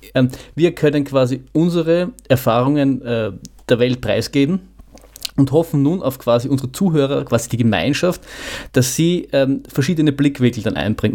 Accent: Vienna, Austria; als Wiener

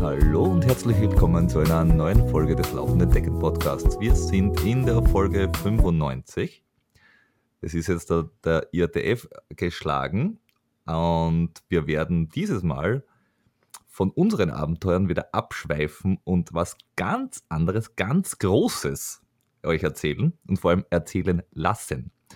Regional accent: Vienna, Austria

